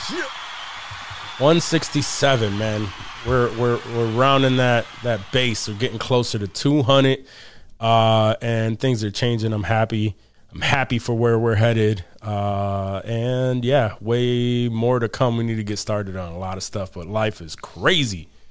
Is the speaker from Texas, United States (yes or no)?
no; Rochester, New York, United States; we're, we're all from Rochester, New York.